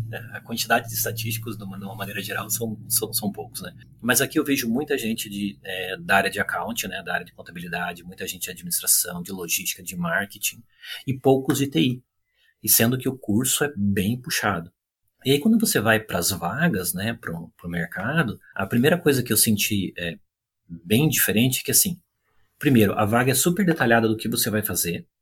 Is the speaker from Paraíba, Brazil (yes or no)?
no; Curitiba, Paraná, Brazil; moved away as an adult; also born or lived in São Paulo / Brasília; now in Vancouver, Canada; eu sou natural de Curitiba, eu nasci no interior do estado do Paraná, mas fui muito cedo para Curitiba